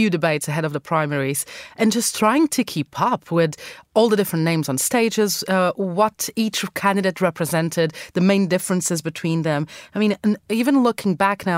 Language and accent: English; Madeira, Portugal; now in London, United Kingdom; go back to my home country of Portugal, to the island of Madeira, and spend some time with my family.